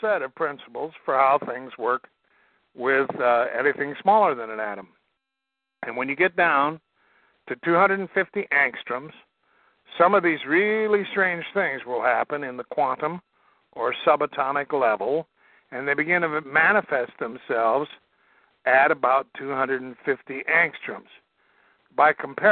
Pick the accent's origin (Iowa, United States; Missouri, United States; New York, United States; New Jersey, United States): Iowa, United States; I'm from Iowa. I'm Iowa farm boy